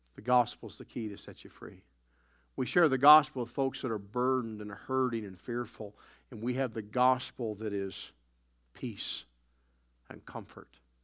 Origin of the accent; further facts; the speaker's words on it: the South, United States; also born or lived in Chicago; now in Canada; I grew up in the South